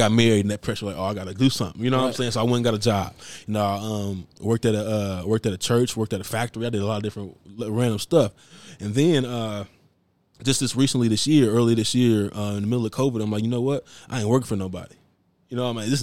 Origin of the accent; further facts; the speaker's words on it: Maryland, United States; I'm from Maryland